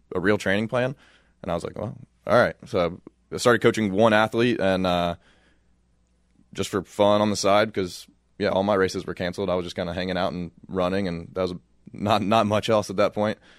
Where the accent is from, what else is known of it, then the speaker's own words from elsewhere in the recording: Louisville, Kentucky, United States; moved away as an adult; now in Flagstaff, United States; I grew up in Louisville, Kentucky